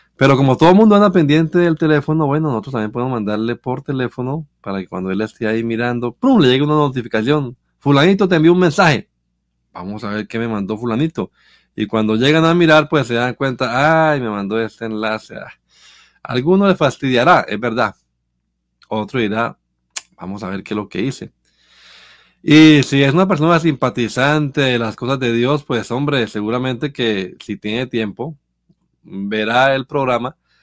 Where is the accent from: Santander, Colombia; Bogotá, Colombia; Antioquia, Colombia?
Santander, Colombia; Bucaramanga; moved away; allá en donde yo crecí en Bucaramanga